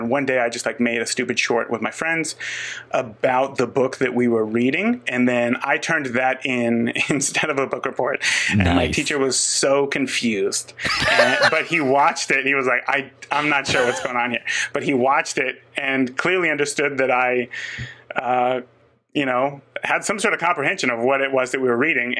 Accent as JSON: {"language": "English", "region": "Northern California", "country": "United States", "tie": "born or raised there", "moved": "yes", "lives_now": "Indiana, United States", "said": "I grew up in Northern California"}